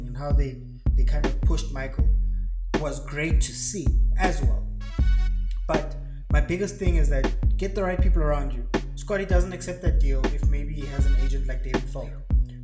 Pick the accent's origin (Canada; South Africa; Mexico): South Africa; I'm from South Africa